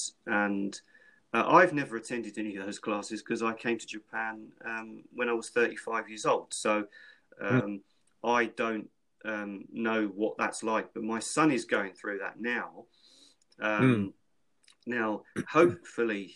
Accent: London, United Kingdom; growing up in London when I was a child, you had to be streetwise

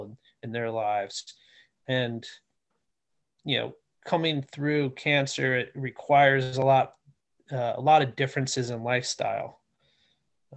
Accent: United States; I'm born and raised in the Washington area.

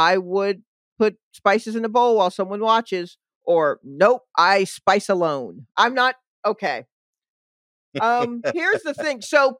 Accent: Atlanta, Georgia, United States; I know I'm from Atlanta

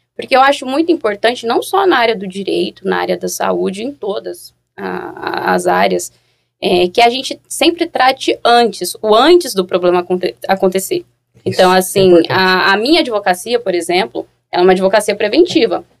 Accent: Goiânia, Goiás, Brazil; Sou de Goiânia

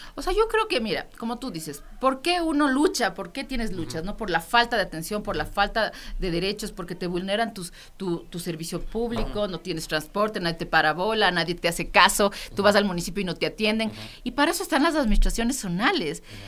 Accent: Quito, Pichincha, Ecuador; Somos nosotros, los quiteños y quiteñas

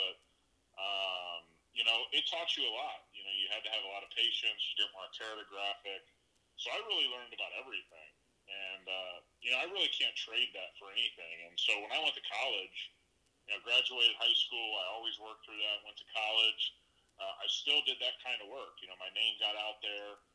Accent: between Columbus and Cincinnati, Ohio, United States; moved away as an adult; now in Las Vegas, United States; I grew up just in between Columbus and Cincinnati, Ohio

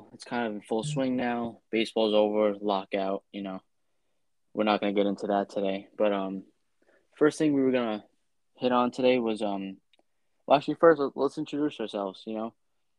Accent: New Jersey, United States; Yeah, well … I am from New Jersey

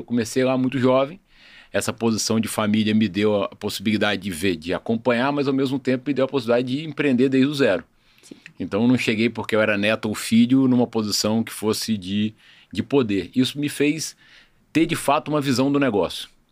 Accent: Espírito Santo, Brazil; Eu estava na pandemia no Espírito Santo, minha cidade natal.

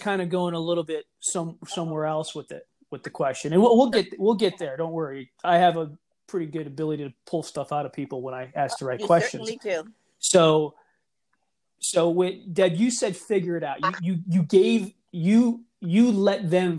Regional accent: Clarks Summit, Pennsylvania, United States; where I was growing up in Clark Summit, we lived a privileged life. We lived very privileged.

